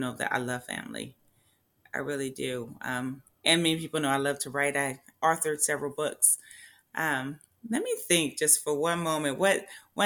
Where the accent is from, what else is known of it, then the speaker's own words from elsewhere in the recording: Compton, California, United States; now in Tracy, United States; I grew up in Compton, Crips and Bloods